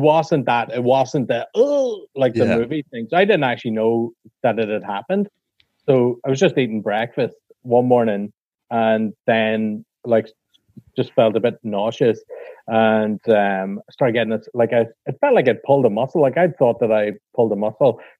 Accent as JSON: {"language": "English", "country": "Ireland", "said": "I'm Irish"}